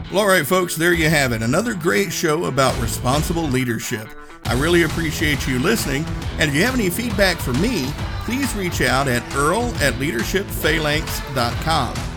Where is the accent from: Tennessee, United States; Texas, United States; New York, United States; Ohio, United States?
Tennessee, United States; accent: Tennessee; my Tennessee accent